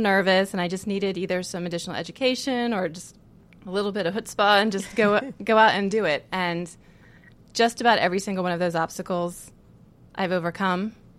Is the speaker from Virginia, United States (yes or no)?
yes; Virginia, United States; also born or lived in California / Connecticut / South Carolina; So I was born in California. We moved away to the East Coast by the time I can remember anything. So the memories I have are mostly in Virginia, a little bit in Connecticut, a little bit in South Carolina. But if I had to say where I'm from, I would say Virginia.